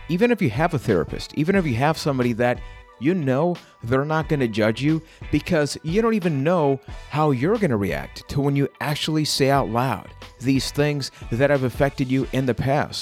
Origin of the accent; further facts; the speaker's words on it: Puerto Rico; I am from Puerto Rico